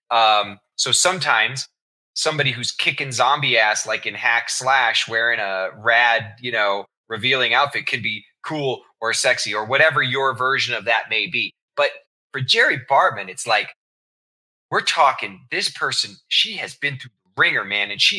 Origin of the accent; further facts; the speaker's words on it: Kansas City, United States; I was raised in Kansas City